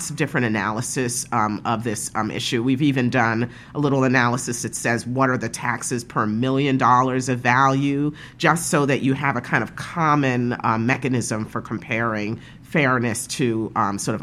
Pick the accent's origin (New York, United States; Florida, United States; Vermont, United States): New York, United States; New York City; also born or lived in Park Slope, Brooklyn; I grew up in Brownsville.